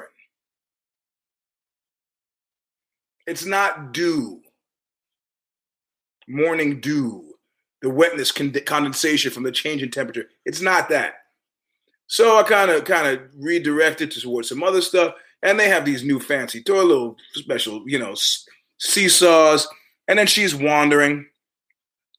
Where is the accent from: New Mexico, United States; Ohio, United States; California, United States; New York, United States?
New York, United States; moved away; also born or lived in Palo Alto; I'm a New Yorker